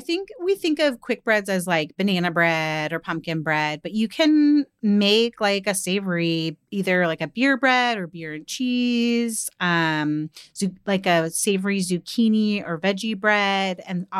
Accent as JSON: {"language": "English", "region": "the South", "country": "United States", "said": "I, as a Southerner"}